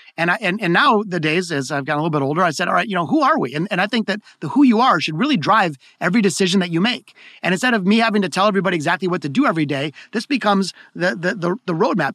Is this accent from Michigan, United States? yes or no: yes; Detroit, Michigan, United States; here in Detroit, my hometown